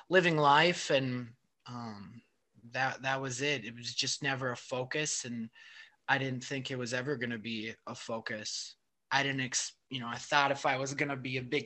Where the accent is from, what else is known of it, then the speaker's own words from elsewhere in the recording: Superior, Wisconsin, United States; moved away as an adult; also born or lived in Seattle / Madison / Milwaukee; I grew up in Superior, Wisconsin, which is really far north of Milwaukee.